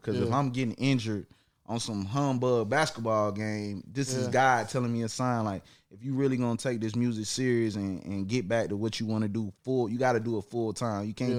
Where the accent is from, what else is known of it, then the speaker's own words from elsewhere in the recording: Atlanta, Georgia, United States; also born or lived in South Carolina; I was born in Atlanta, you know, 1990. I'm a 90s baby. Georgia Baptist Hospital. Went to South Carolina for a few years. Came back to Atlanta right after doing Apollo at 7 years old.